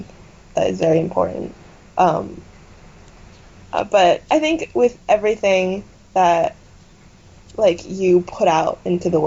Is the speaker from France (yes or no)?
no; Taiwan; I was born and raised in Taiwan, like, I get it, my family is entirely Taiwanese